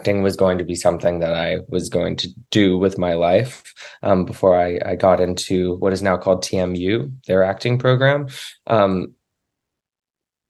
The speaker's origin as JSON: {"language": "English", "area": "Cape Breton", "region": "Nova Scotia", "country": "Canada", "tie": "born or raised there", "said": "I grew up in Cape Breton, Nova Scotia"}